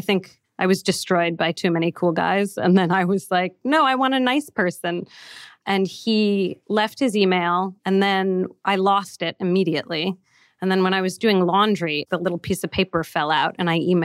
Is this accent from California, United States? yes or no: yes; San Francisco, California, United States; moved away; also born or lived in New York; I grew up in San Francisco